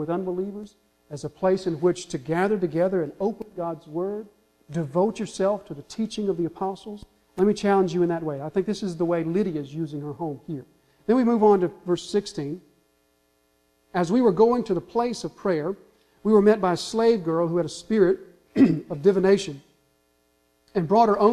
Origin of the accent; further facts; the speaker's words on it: the South, United States; We're from the South. We understand Southern hospitality